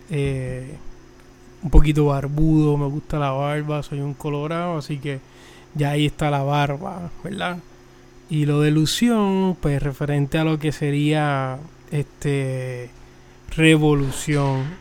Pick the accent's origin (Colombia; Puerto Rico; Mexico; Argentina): Puerto Rico; Soy de Puerto Rico, eh, la isla del encanto, la isla del cordero. Eh, apenas tengo 25 años.